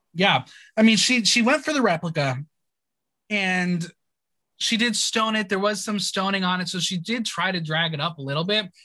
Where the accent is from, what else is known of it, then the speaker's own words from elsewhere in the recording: United States; I'm an American